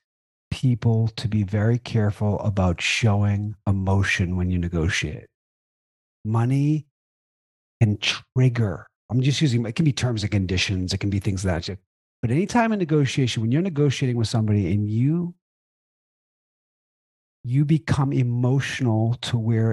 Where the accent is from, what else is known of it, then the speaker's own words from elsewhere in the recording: Boston, Massachusetts, United States; I'm Boston direct